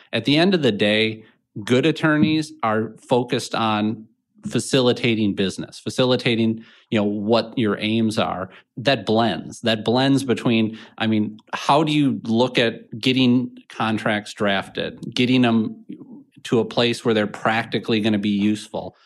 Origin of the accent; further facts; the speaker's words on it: Minnetonka, Minnesota, United States; I grew up on, uh, kind of the east side of Minnetonka